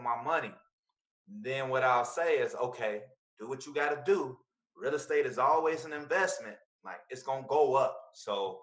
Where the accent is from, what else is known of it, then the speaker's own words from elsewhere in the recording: Chicago, Illinois, United States; I'm from the Wild Hundreds